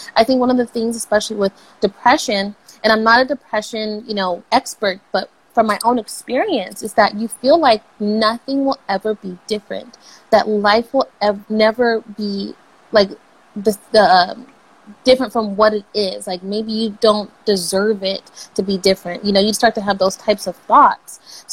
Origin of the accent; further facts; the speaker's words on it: Los Angeles, California, United States; I'm from California, and like, Kobe was like everything here, especially growing up